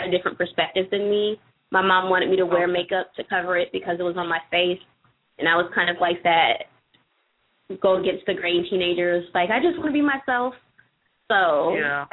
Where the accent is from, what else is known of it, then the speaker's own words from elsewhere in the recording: the Valley of California, United States; now in Washington, D.C., United States; I grew up in the Valley of California